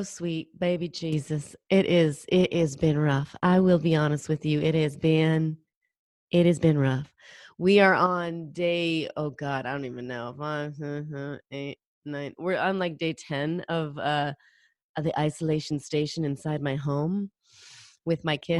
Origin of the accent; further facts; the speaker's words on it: Pacific Northwest, United States; I'm from the Pacific Northwest, and Idaho is very close to where where I live, where I grew up